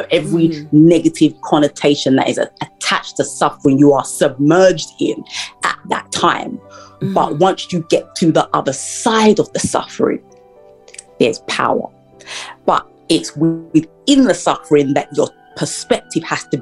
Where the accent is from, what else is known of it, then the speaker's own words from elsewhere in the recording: United Kingdom; also born or lived in Florida, United States; I'm from the United Kingdom, and after I graduated from university here